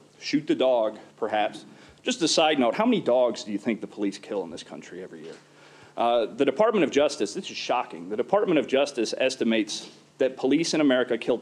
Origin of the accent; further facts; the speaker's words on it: Oklahoma, United States; from my home state of Oklahoma